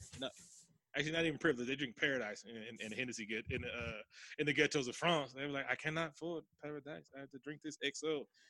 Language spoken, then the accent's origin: English; United Kingdom; Yeah, we've all seen Austin Powers. I'm British.